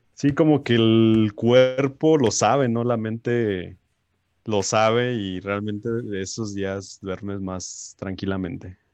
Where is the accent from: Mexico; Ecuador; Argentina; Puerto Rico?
Mexico; nos caracteriza como mexicanos